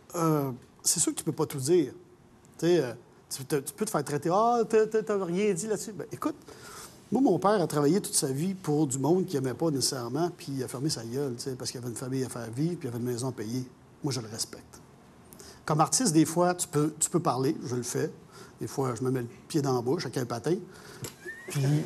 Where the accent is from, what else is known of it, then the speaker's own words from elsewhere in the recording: Montreal, Quebec, Canada; je suis Montréalais, je suis né ici